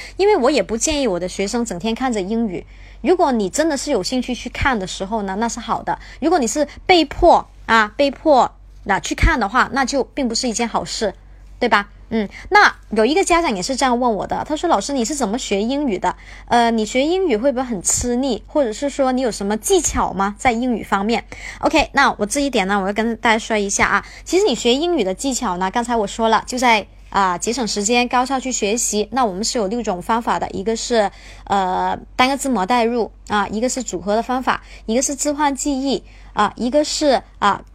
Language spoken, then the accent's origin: Chinese; Guangzhou, Guangdong, China; 我是广州人，我是广州的